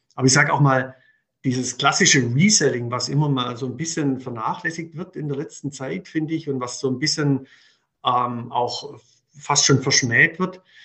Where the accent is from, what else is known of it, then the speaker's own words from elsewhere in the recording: Swabia, Germany; accent: Swabian; moved away as an adult; now in Munich, Germany; wie man wahrscheinlich unschwer raushört, bin ich Schwabe, kann das auch nach 30 Jahren München nicht verbergen